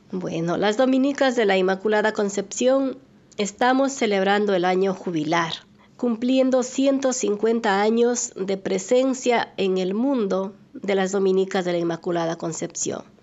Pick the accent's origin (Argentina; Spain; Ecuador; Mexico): Ecuador; Güel, Azuay; moved away; yo soy de la provincia de La Suay, del cantón Sixic, parroquia Güell. Mi pueblito es, muy pequeño, bonito, se llama Güell